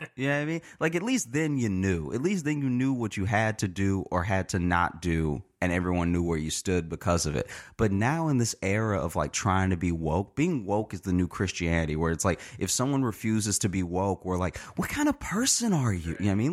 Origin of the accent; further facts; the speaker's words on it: Louisiana, United States; also born or lived in Chicago; now in New York, United States; I grew up in Louisiana